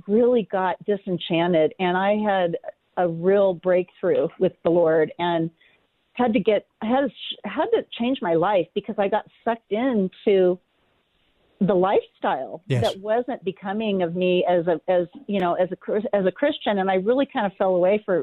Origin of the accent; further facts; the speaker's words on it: California, United States; moved away; my husband and I were born and raised in California, lived there 55 years.